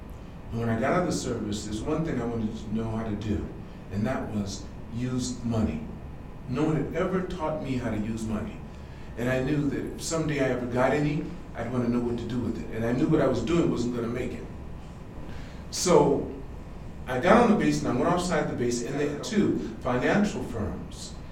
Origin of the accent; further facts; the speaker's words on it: California, United States; moved away as an adult; now in Japan; I'm from California